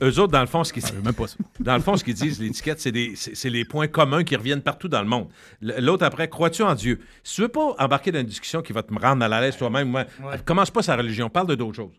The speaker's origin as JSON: {"language": "French", "town": "Loretteville", "region": "Quebec", "country": "Canada", "said": "quand je viens de Loretteville"}